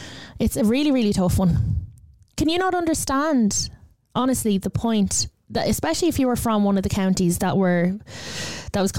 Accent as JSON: {"language": "English", "country": "Ireland", "said": "I love the fact that I'm Irish. I love being Irish."}